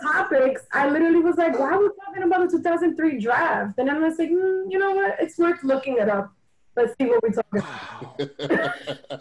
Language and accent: English; New York, United States; I'm from New York